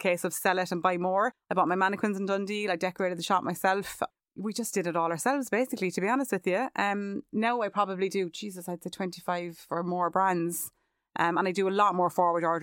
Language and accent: English; Cork, Munster, Ireland; moved away as an adult; now in Charleville, Ireland; And then I had moved to Charleville. Obviously, I'm from Cork City. Huge change for me.